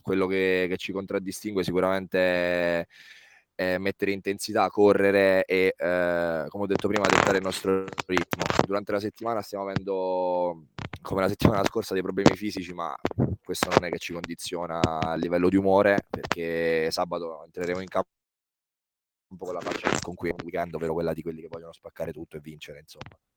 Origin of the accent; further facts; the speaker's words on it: Lanciano, Abruzzo, Italy; Ho iniziato a giocare all'età di quattro barra cinque anni a, a Lanciano, nella mia città, nella città dove sono nato, in Abruzzo, in provincia di Chieti